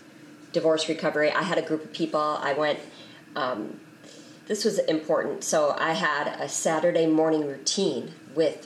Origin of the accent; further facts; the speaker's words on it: Wisconsin, United States; moved away; I was born and raised in Wisconsin.